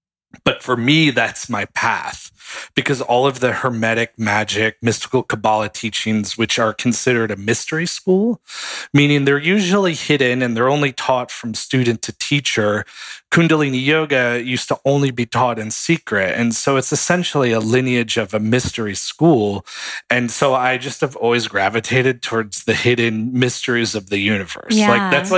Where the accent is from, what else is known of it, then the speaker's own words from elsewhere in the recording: New York City, New York, United States; And my parents got involved before I was born in New York City. That was sort of his hub, and they're from New York. I'm from New York originally.